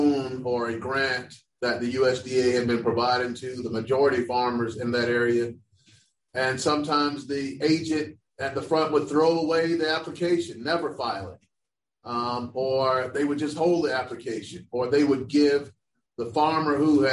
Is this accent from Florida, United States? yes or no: yes; Orlando, Florida, United States; I grew up in Orlando, Florida